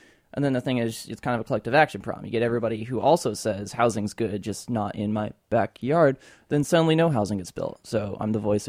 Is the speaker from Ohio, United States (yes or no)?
yes; Akron, Ohio, United States; now in San Francisco, United States; About 3 years ago, I moved out here from Akron, Ohio, the Midwest, where we have a very different problem out there.